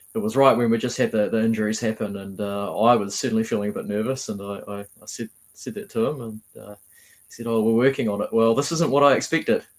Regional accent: Havelock North, Hawke's Bay, New Zealand; now in Wellington, New Zealand; I'm from Havelock North originally, played for Havelock North Wanderers before coming down to Wellington

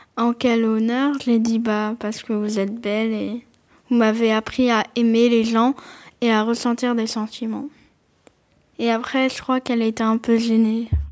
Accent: Montpellier, Occitania, France; j'ai 10 ans, je suis née à Montpellier

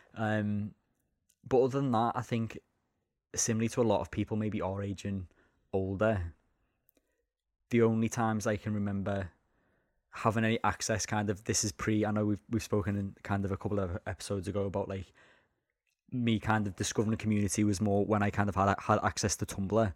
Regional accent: Liverpool, North West England, United Kingdom; I'm from Liverpool.

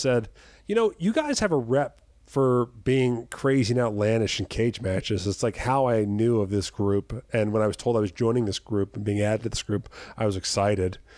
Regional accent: Jersey Shore, New Jersey, United States; moved away as an adult; also born or lived in US Virgin Islands; I'm from the Jersey Shore, New Jersey

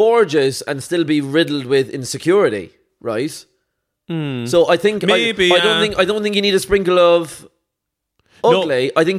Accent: Cork, Munster, Ireland; we're both from Cork.

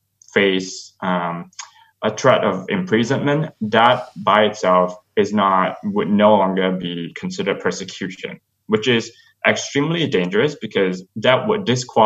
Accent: Malaysia; moved away as an adult; now in United States; I am a gay asylum seeker who grew up in Malaysia

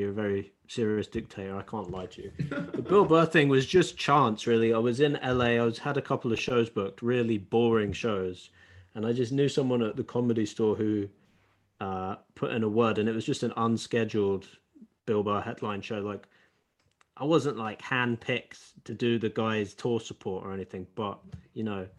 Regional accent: United Kingdom; now in London, United Kingdom; as a British person performing in the States

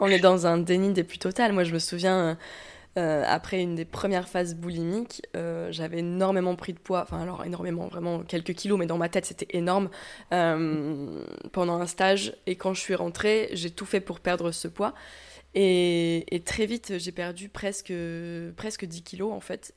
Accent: south-west France, France; now in Lyon, France; j'habite actuellement à Lyon, mais je viens plutôt du sud-ouest de la France

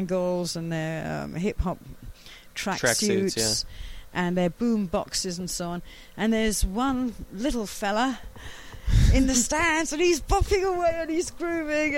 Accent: London, United Kingdom; I was from West London.

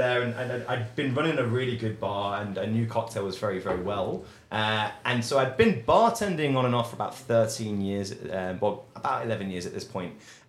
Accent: England, United Kingdom; accent: posh English; now in Edinburgh, United Kingdom; It's a really posh bar, which suited my posh English accent down to a T.

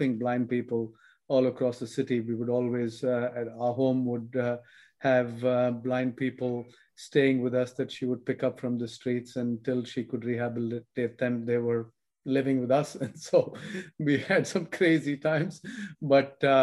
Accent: India; moved away as an adult; also born or lived in United States; I grew up in India and didn't leave India till I was in my 20s, early 20s to study in the US.

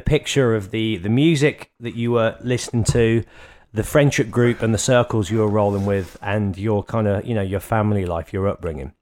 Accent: Birmingham, West Midlands, United Kingdom; Birmingham, our mutual hometown

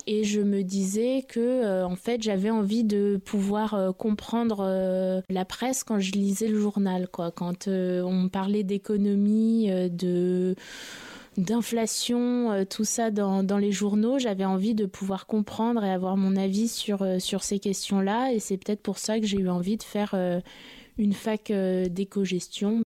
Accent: Paris, Île-de-France, France; Je suis euh, née à Paris et j'ai grandi euh, à Paris

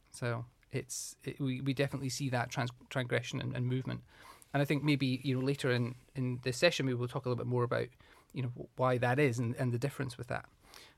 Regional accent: Moniaive, Scotland, United Kingdom; So I'm from Scotland, from the southwest of Scotland. I was brought up in a really small town, a rural town called Monyive in the southwest. Really small, only about 450 people. So my dad was a farmer.

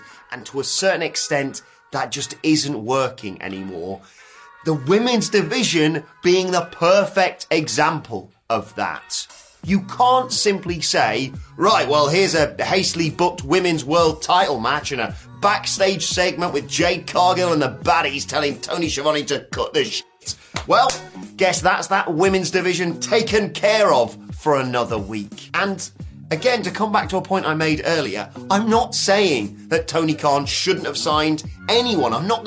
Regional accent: United Kingdom; a British YouTuber

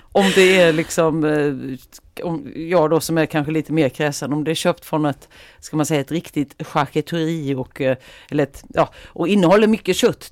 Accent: Mörrum, Blekinge, Sweden; now in Västerås, Sweden; i Mörrum då, den här lilla orten som ligger utanför Karlshamn där jag är ifrån från början

